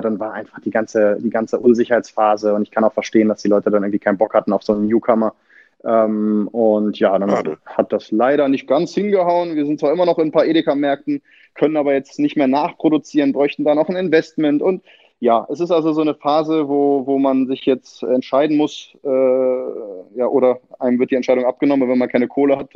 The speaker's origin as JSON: {"language": "German", "town": "Achim", "region": "Lower Saxony", "country": "Germany", "tie": "born there", "said": "ja, also ich bin in Achim bei Bremen geboren. Also ich zähle mich äh, nichtsdestotrotz als äh, Bremer Junge quasi"}